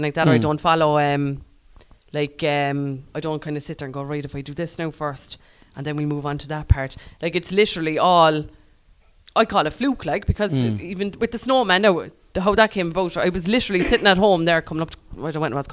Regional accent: Ireland; I'm pure Irish

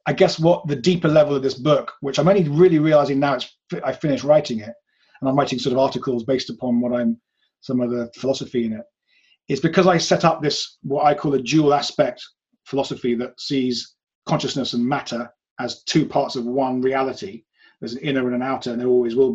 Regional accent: England, United Kingdom; I come from England where people are super atheist here

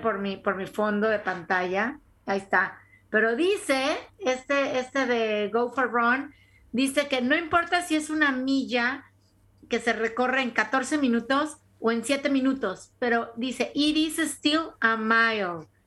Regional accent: Tampico, Tamaulipas, Mexico; moved away as an adult; now in United States; también soy de Tampico

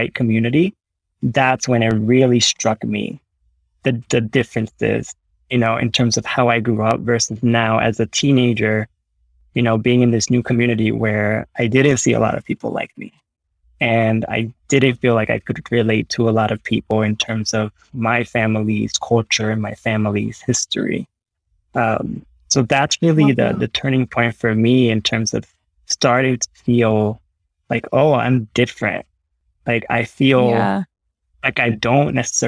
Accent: Jersey City, New Jersey, United States; I didn't have a lot growing up in Jersey City.

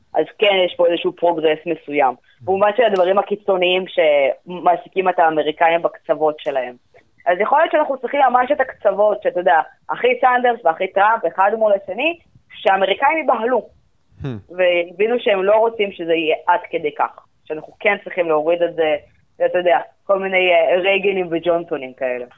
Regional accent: Israel

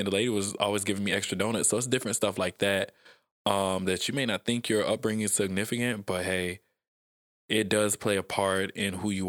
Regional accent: the South, United States; it's different cues that I pick up on just by growing up in the South

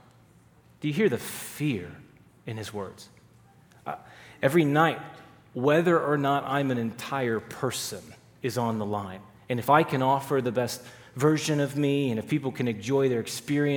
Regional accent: Texas, United States; I grew up in Texas

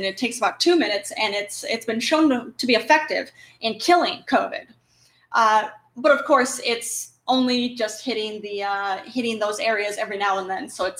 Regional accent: Chicago, Illinois, United States; I'm from Chicago. That's what we got there.

